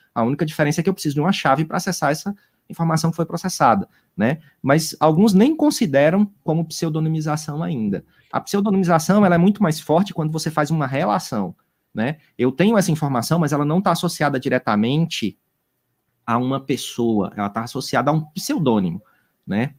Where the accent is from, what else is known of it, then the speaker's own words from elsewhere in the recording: Juazeiro do Norte, Ceará, Brazil; eu sou aqui do interior do Juazeiro do Norte